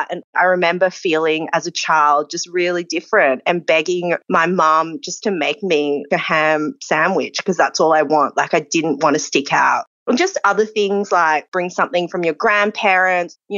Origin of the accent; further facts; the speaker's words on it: Australia; And I'm Asian Australian